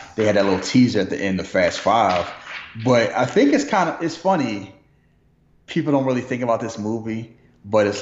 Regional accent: Philadelphia, Pennsylvania, United States; I'm from Philly

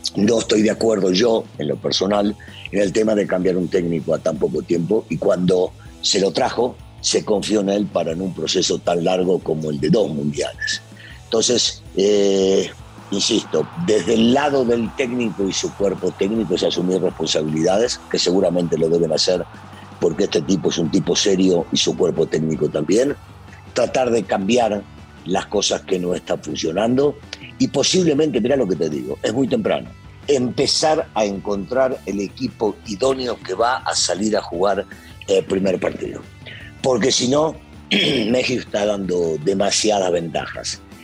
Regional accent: Argentina; yo soy bien argentino

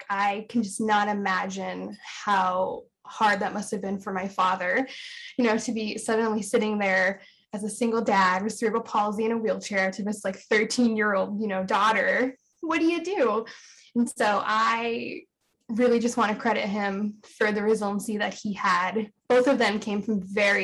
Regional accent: Pennsylvania, United States; also born or lived in California; I was born in California, and he got a really great job working for a wheelchair manufacturing company in Pennsylvania. So he moved us across country when I was around the age of 3

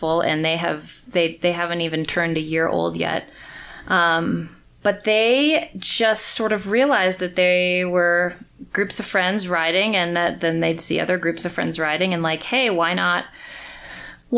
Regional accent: Colorado, United States; I'm from Colorado

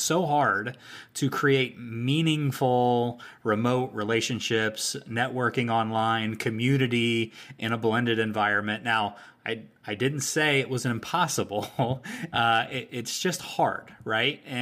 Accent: Pittsburgh, Pennsylvania, United States; but I'm from Pittsburgh.

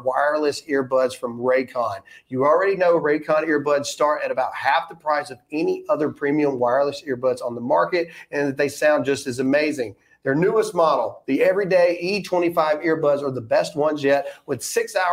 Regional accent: Lowndes County, Mississippi, United States; I happen to be born and raised in Mississippi too. Lowndes County

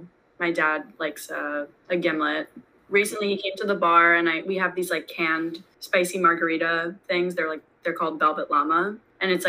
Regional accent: Great Neck, New York, United States; now in New York City, United States; I grew up in Great Neck.

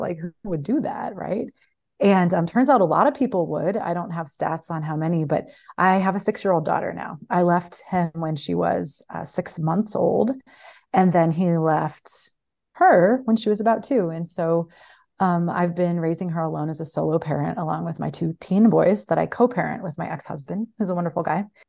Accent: Midwest, United States; moved away as an adult; also born or lived in Mexico; I grew up in the Midwest, spent my twenties in Mexico

